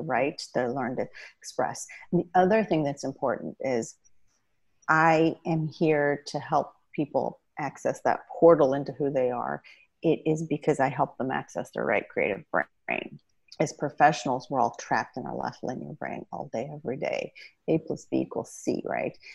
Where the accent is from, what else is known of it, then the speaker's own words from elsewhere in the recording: Indiana, United States; also born or lived in Iran; i got to grow up in the midwest in indiana and it was a wonderful upbringing